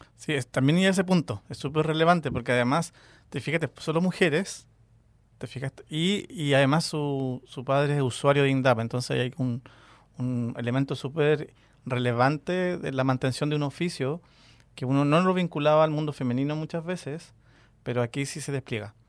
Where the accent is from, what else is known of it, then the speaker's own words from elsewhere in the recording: Chile; nosotros como, chilenos